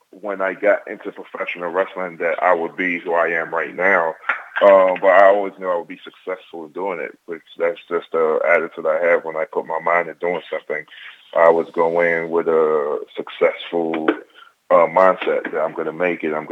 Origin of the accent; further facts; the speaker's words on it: Nigeria; I'm Nigerian.